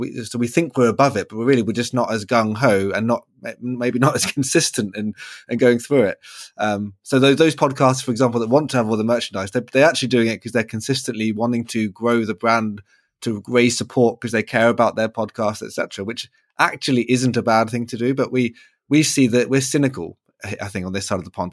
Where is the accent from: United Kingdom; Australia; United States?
United Kingdom; as a British person